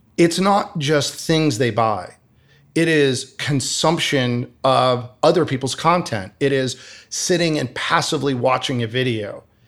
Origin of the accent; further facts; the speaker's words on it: Michigan, United States; moved away as an adult; also born or lived in Arizona; I grew up in the Midwest in Michigan